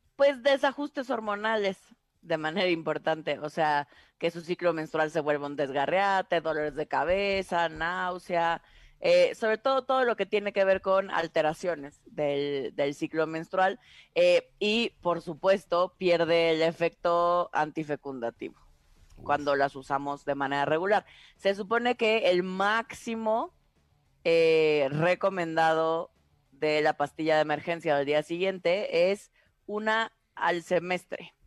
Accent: Tabasco, Mexico; en mi pueblo, en Tabasco

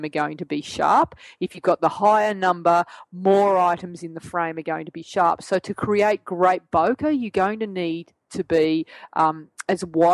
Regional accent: Australia; accent: Australian; my Australian accent

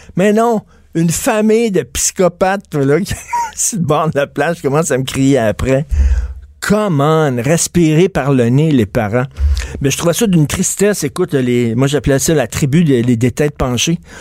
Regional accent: Quebec, Canada; accent: québécois; notre accent québécois

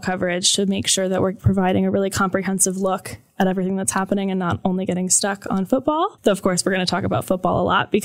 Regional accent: Atlanta, Georgia, United States; moved away as an adult; also born or lived in Michigan; now in Columbus, United States; I'm from Atlanta, went to the University of Michigan

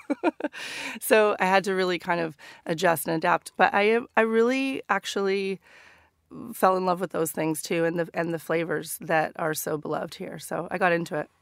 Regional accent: Northern California, United States; moved away as an adult; now in London, United Kingdom; stories about growing up in Northern California.

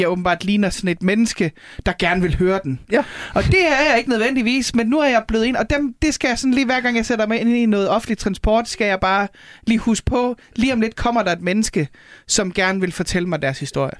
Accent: North Jutland, North Denmark Region, Denmark; now in Copenhagen, Denmark; nordjyder, hvor jeg kommer fra

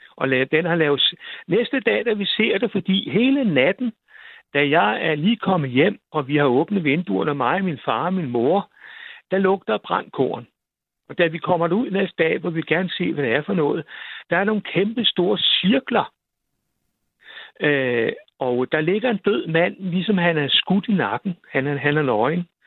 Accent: near Roskilde, Zealand, Denmark; Jeg kommer fra en lille landsby uden ved siden af Roskilde

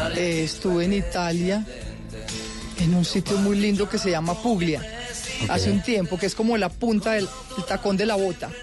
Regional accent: Antioquia, Colombia; uno tiene eso en la sangre como como como antioqueño

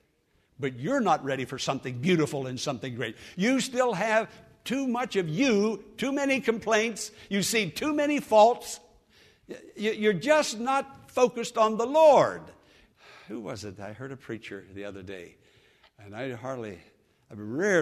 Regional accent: Western Pennsylvania, United States; moved away

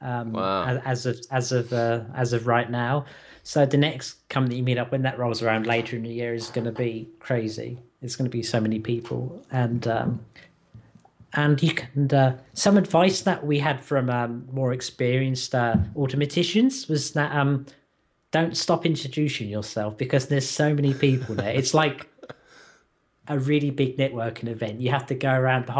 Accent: United Kingdom; as a Brit

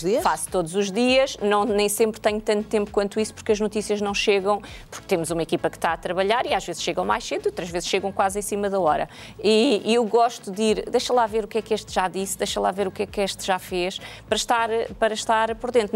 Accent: Jamba, Huíla, Angola; also born or lived in Sá da Bandeira (Lubango), Angola; now in Portugal; eu nasci na, na, na, Jamba, na Jamba, que era uma zona mineira

